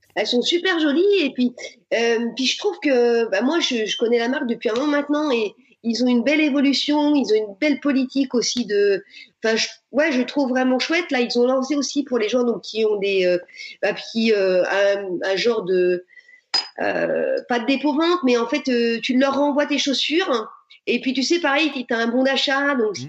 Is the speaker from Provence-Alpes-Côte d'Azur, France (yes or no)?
no; Burgundy, Bourgogne-Franche-Comté, France; je suis originaire de Bourgogne